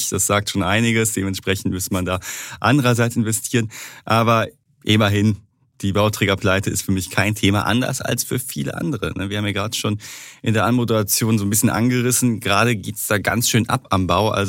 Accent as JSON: {"language": "German", "region": "North Rhine-Westphalia", "country": "Germany", "said": "wie man bei uns im Ruhrpott so schön sagt"}